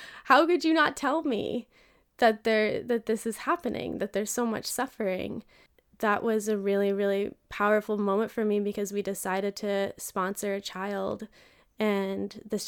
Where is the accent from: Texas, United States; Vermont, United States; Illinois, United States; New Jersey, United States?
Vermont, United States; I grew up in an all-white town in Vermont